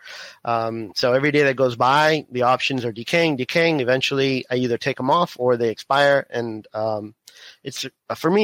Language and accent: English; Miami, Florida, United States; moved away as an adult; now in Houston, United States; I was born in Miami, grew up in Florida, and now we're in Houston